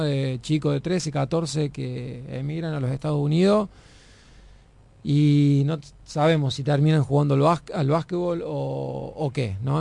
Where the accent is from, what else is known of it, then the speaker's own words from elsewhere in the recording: Argentina; moved away; siendo argentino